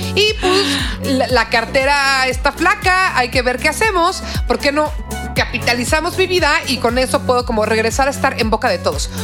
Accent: Mexico; nos unió tanto como mexicanos

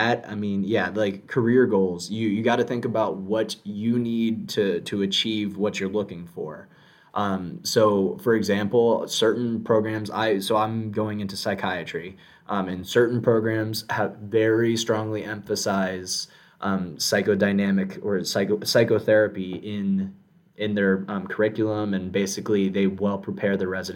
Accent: South Florida, United States; I'm born and raised in South Florida

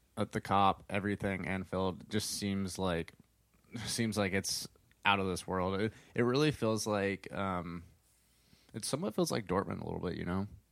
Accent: United States; an American soccer fan

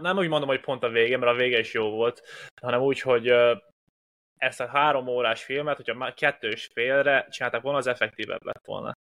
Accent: Hungary; egy magyarként

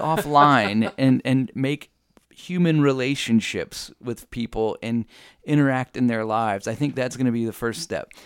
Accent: United States; as an American citizen

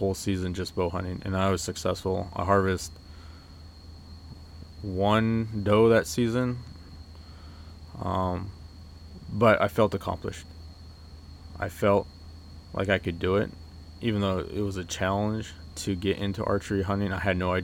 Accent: Oregon, United States; I grew up in Oregon, started hunting when I was 12

